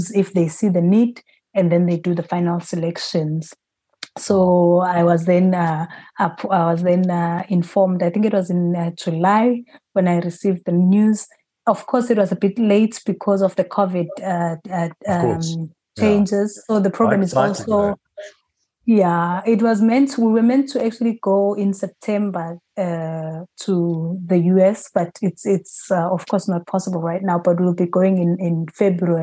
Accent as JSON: {"language": "English", "country": "South Africa", "said": "as a South African team, there's five of us from South Africa"}